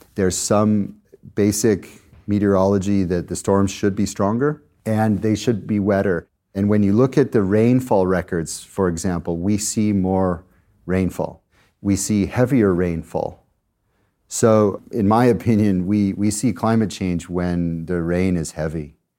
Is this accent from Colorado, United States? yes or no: yes; Colorado, United States; my home state of Colorado in the US